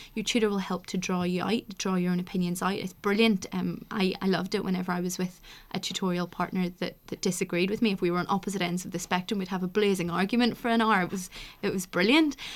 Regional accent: Northern Ireland, United Kingdom; moved away as an adult; also born or lived in Oxford; I come from Northern Ireland, and so the school system's slightly different there, but, uh, I came from a grammar

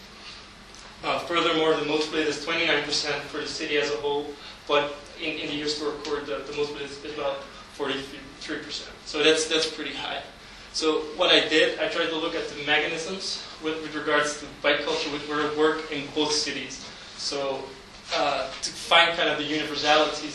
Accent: Amsterdam, North Holland, Netherlands; my hometown, Amsterdam, located in the center of the Netherlands

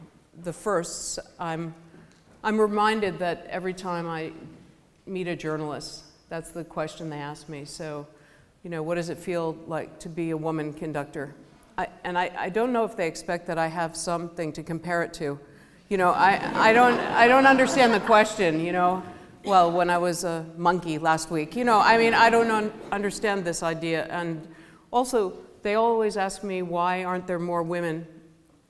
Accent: United States; I'm American

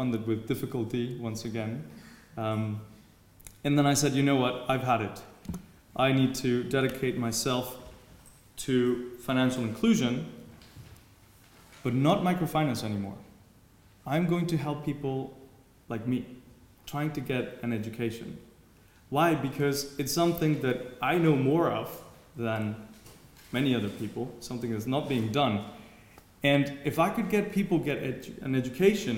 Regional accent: Mexico; moved away as an adult; also born or lived in Germany; I was brought up in Mexico, and one day realized I could not go to university in Mexico

